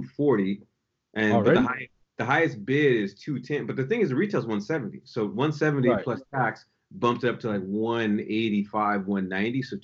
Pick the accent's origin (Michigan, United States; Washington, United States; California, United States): Washington, United States; Seattle; I'm from Seattle